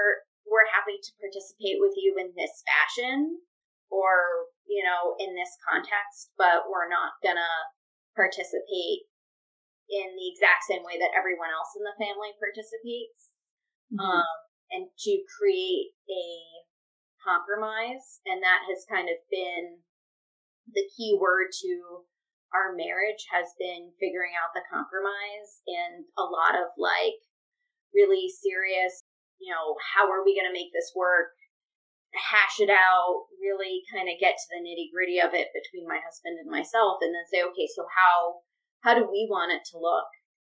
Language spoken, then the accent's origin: English; Los Angeles, California, United States; At least growing up in Los Angeles, LA has like a big enough Jewish community